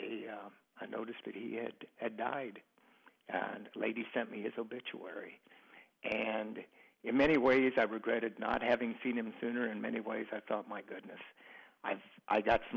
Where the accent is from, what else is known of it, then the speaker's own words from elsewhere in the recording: small Ohio town, United States; a dormitory that had more students than my hometown had people